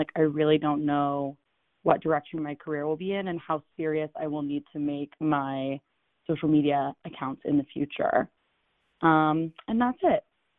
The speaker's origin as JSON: {"language": "English", "town": "San Francisco", "region": "California", "country": "United States"}